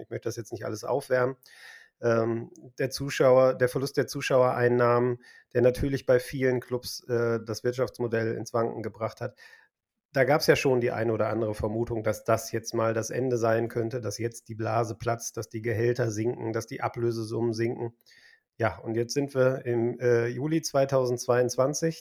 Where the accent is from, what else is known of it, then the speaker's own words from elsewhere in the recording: Essen, North Rhine-Westphalia, Germany; now in Kreis Unna, Germany; aus meiner Heimatstadt Essen